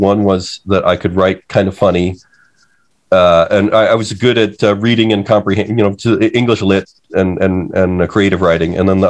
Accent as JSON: {"language": "English", "town": "Detroit", "region": "Michigan", "country": "United States", "tie": "born or raised there", "said": "I grew up in the suburbs of Detroit. I used to just say I'm from Detroit, and then I came to understand that there's a real, the suburbs of Detroit are different from"}